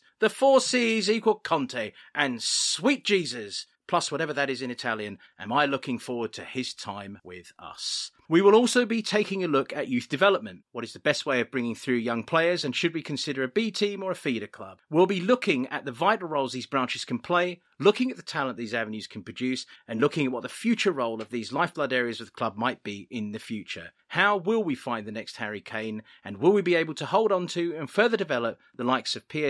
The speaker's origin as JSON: {"language": "English", "country": "United Kingdom", "said": "I'm British."}